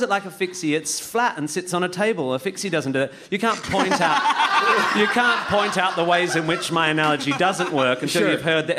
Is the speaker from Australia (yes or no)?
yes; Perth, Western Australia, Australia; born or raised there